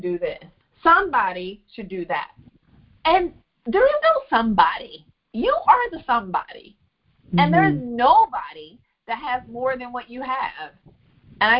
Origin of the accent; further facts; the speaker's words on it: Memphis, Tennessee, United States; I was from Memphis, not New York. That I was very Southern